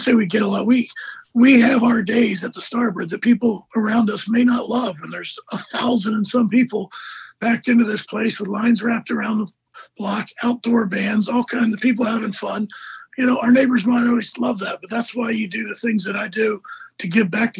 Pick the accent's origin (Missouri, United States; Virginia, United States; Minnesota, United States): Virginia, United States; Northern; moved away as an adult; now in Dewey Beach, United States; I grew up in Northern Virginia, but family had a house at the beach, so I spent every summer of my life at the beach.